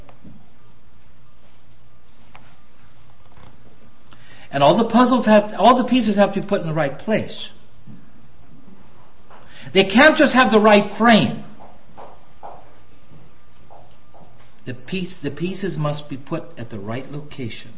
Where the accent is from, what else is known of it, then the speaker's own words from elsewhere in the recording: Canada; now in United States; I know I'm half American now, but there's something about me that's still strongly Canadian